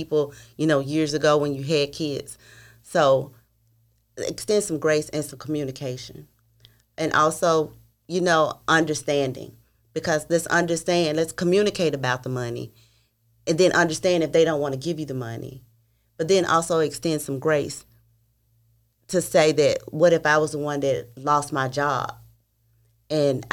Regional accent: Memphis, Tennessee, United States; I'm from Memphis.

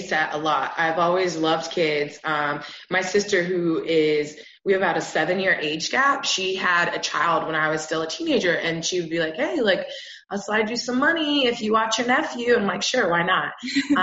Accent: Florida, United States; moved away as an adult; now in Chicago, United States; I was born and raised in Florida

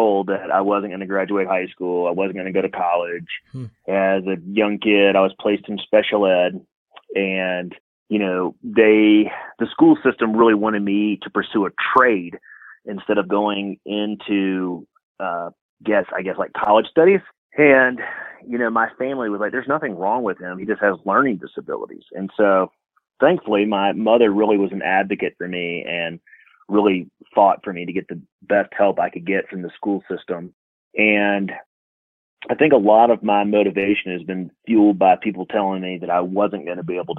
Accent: Atlanta, Georgia, United States; moved away as an adult; now in New Mexico, United States; I grew up in Georgia. I actually grew up in Atlanta, Georgia.

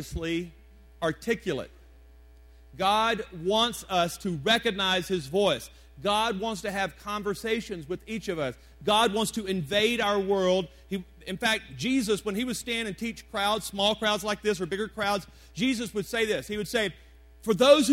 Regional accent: Deep South, United States; now in Colorado Springs, United States; I'm from the Deep South

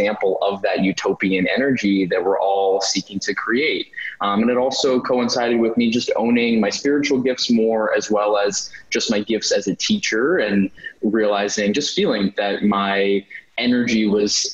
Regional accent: New York City, New York, United States; I grew up in New York. I remember seeing even like the carriage horses in New York City

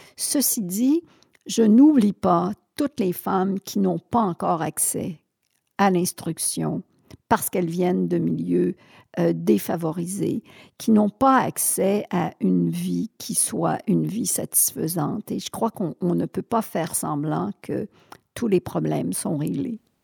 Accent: Sherbrooke, Quebec, Canada; also born or lived in Thetford Mines; je suis née à Sherbrooke. Euh, j'ai vécu jusqu'à 20 ans à Sherbrooke

